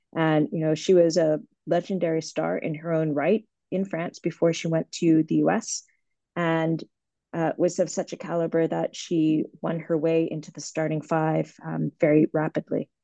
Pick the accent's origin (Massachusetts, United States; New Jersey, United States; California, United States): Massachusetts, United States; Boston; I grew up in Boston